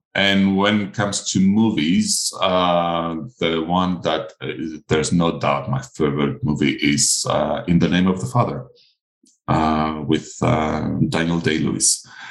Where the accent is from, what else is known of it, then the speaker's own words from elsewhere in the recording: Crete, Greece; first language Greek; English is a second language; My first language is not English. It's Greek